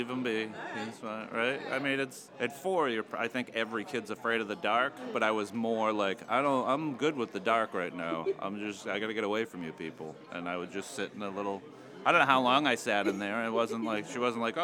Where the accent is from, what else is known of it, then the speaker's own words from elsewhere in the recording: Wilmington, United States; also born or lived in Wakefield; I grew up in Wilmington